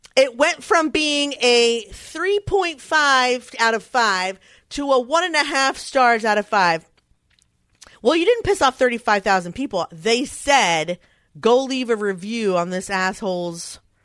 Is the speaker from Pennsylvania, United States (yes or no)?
yes; Philadelphia, Pennsylvania, United States; Philadelphia is my hometown